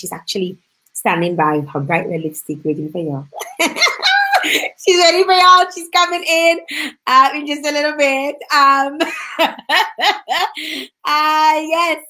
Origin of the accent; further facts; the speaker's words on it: Dominica; now in Canada; my home country, Dominica